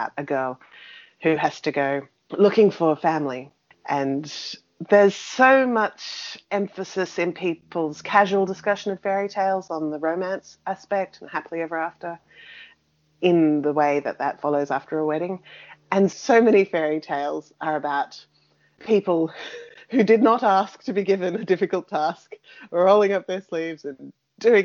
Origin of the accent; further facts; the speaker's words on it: Australia; me growing up on European folktales in an Australian landscape